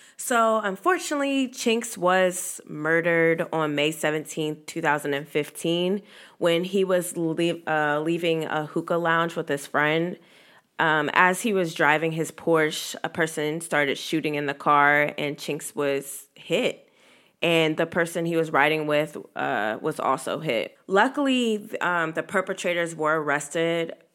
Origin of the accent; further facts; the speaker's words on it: Virginia, United States; this is my hometown. This is my state. I grew up here